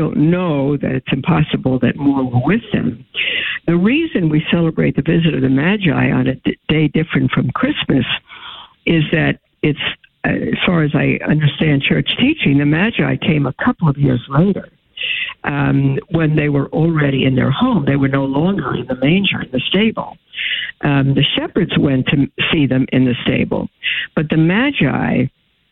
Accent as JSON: {"language": "English", "region": "New York", "country": "United States", "said": "I love New York. I'm from there."}